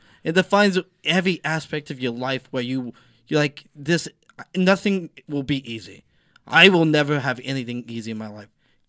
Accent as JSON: {"language": "English", "region": "the South", "country": "United States", "said": "Yeah, and I'm from the South"}